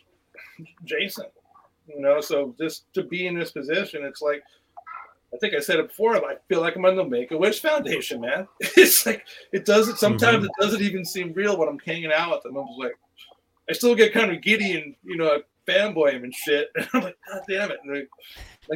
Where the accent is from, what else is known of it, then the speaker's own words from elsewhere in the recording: New York City, New York, United States; I work construction, I'm from Brooklyn